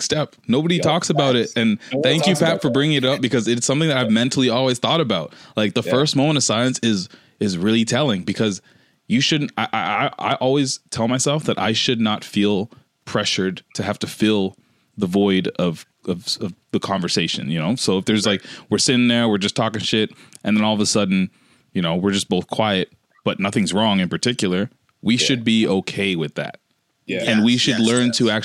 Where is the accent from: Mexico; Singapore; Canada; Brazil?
Canada; I'm from Canada